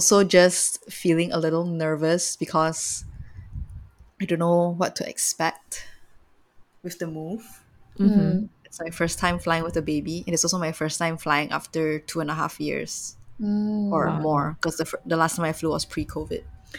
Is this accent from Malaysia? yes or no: yes; Malaysia; growing up in Malaysia